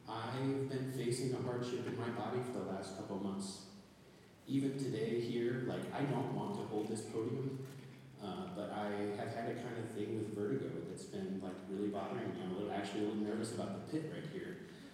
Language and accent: English; Nebraska, United States; also born or lived in Japan / Pennsylvania, United States / Indiana, United States / New York, United States; now in Minnesota, United States; And you know, I'm from Nebraska. I've lived in Japan, I've lived in Pennsylvania, Indiana, New York, and we have snow in these places.